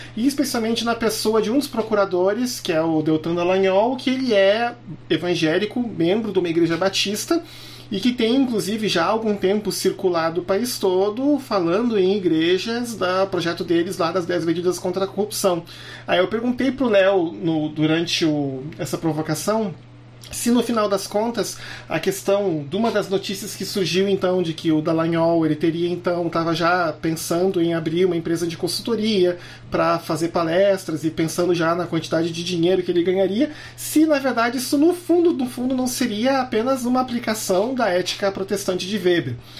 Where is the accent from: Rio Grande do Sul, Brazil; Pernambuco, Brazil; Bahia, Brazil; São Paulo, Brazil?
Rio Grande do Sul, Brazil; Canoas; also born or lived in Porto Alegre; Como eu nasci em Porto Alegre e me criei na cidade de Canoas